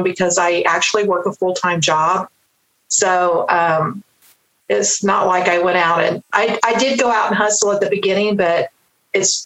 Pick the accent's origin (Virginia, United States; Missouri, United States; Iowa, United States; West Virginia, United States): Missouri, United States; moved away as an adult; also born or lived in Ohio; now in Oklahoma, United States; I'm from Missouri, but I've lived here most of my adult life